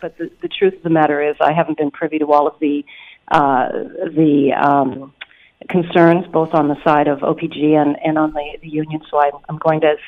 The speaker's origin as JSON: {"language": "English", "region": "Northern Ontario", "country": "Canada", "tie": "born or raised there", "said": "I grew up in Northern Ontario"}